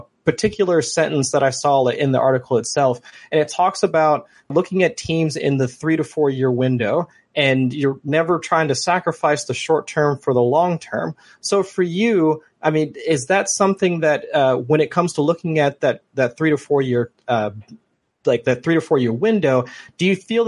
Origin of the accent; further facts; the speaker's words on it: Ohio, United States; I'm from Ohio